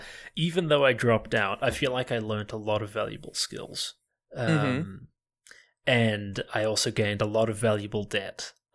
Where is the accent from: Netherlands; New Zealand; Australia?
New Zealand; also born or lived in Canada; I was born in New Zealand. Then I did like all of my grade school in Canada, like grade 1 to grade 7. Then I did like grade 8 all of high school back in New Zealand.